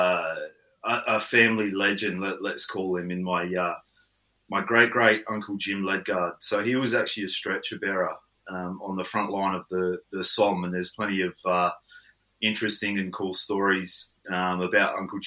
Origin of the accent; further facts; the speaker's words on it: Coober Pedy, South Australia, Australia; also born or lived in Lightning Ridge, New South Wales; I grew up in Coober Pedy